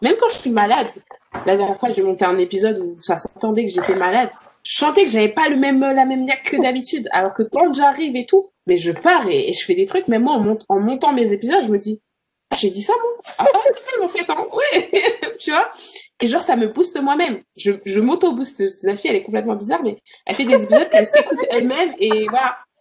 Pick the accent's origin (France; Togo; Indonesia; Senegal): France; moved away as an adult; now in Toronto, Canada; I'm from France